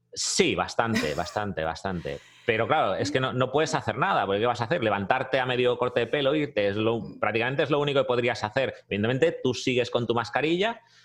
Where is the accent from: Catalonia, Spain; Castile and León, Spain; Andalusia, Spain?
Catalonia, Spain; Barcelona; moved away as an adult; now in United States; Sí, sí, soy catalán, soy de Barcelona.